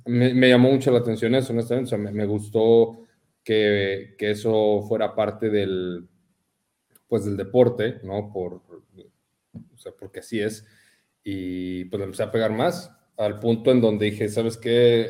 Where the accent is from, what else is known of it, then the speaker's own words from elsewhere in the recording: Mexico City, Mexico; moved away as an adult; now in Ensenada, Mexico; Yo crecí en la Ciudad de México.